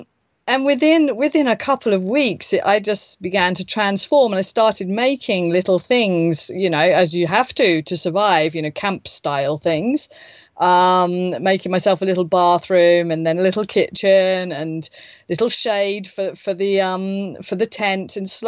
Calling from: northern Spain, Spain; Well, from Spain. Yes, I'm not in Turkey.

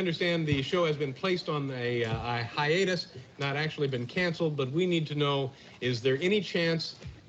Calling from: New York City, New York, United States; I'm calling from New York City.

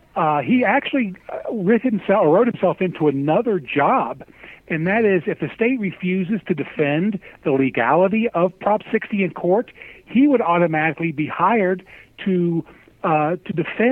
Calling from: Cincinnati, Ohio, United States; from Cincinnati.

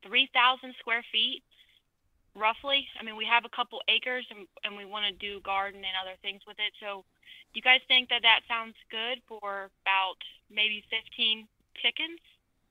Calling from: South Carolina, United States; I am in South Carolina.

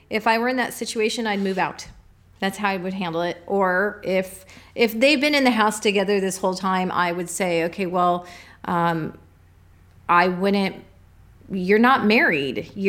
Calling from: New Jersey, United States; from New Jersey.

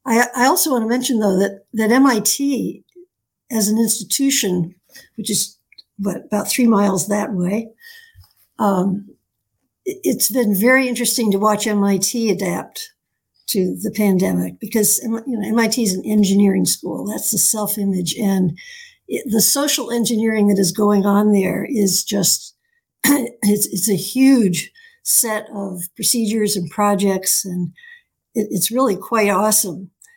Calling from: Newton, Massachusetts, United States; I'm calling from Newton, Massachusetts

